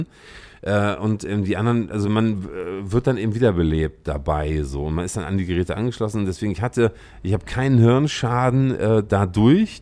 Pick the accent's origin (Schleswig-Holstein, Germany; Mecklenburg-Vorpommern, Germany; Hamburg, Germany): Schleswig-Holstein, Germany; Lübeck; moved away as an adult; also born or lived in Berlin; Ich bin Lübecker. Ich komme aus Lübeck hm. ursprünglich.